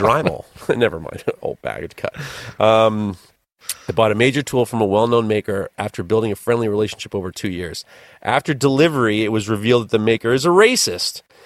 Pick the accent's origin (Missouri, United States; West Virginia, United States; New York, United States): New York, United States; I'm a New Yorker